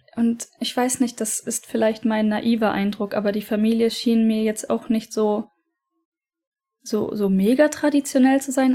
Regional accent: Aachen, North Rhine-Westphalia, Germany; moved away as an adult; also born or lived in Norway; now in Japan; dem Standesamt in Aachen in Verbindung gesetzt. Das ist mein Geburtsort

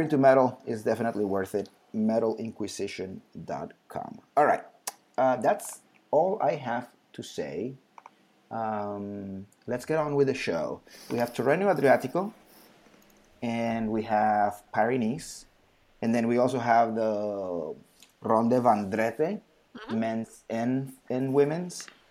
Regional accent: Bogotá, Colombia; I was born in Bogota

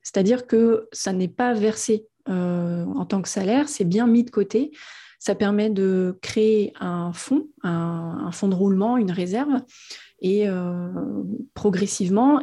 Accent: Auvergne-Rhône-Alpes, France; moved away as an adult; now in Réunion, France; je suis de Rhône-Alpes. j'ai ah, je ne suis pas allée plus loin que 40 km de là où j'ai grandi

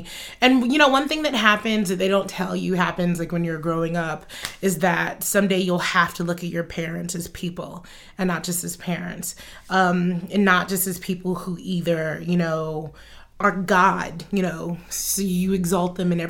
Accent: United States; But I was looking at it as a child and also as an American.

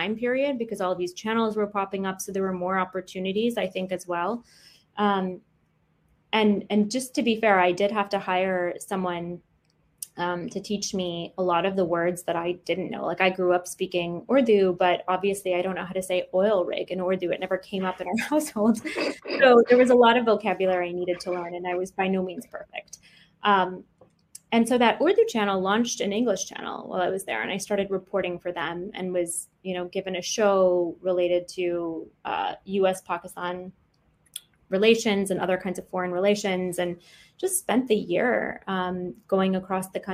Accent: Michigan, United States; the NBC affiliate where I grew up in Michigan

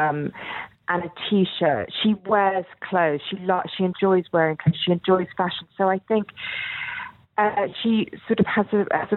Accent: England, United Kingdom; accent: English; my English accent, which I've never managed to lose

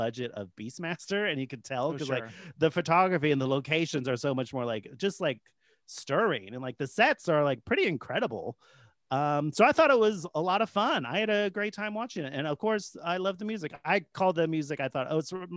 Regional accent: Bay Area, California, United States; growing up in the Bay Area

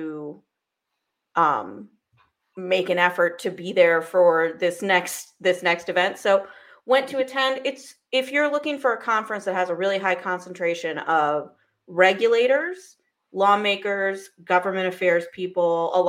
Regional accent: United States; as an American

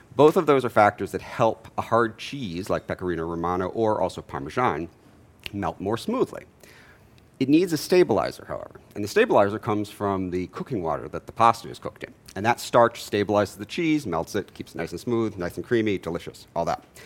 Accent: Jamaica; now in Atlanta, United States; I'm from Jamaica

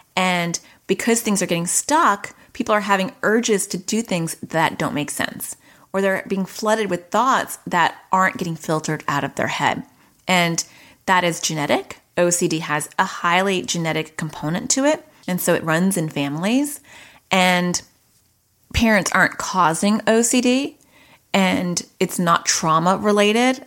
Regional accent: New York, United States; now in Arizona, United States; I'm from, I was born in New York and I live in Arizona

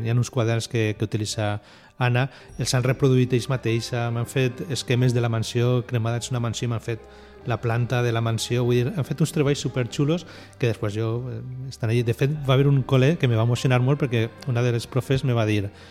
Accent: Valencian Community, Spain; som els valencians

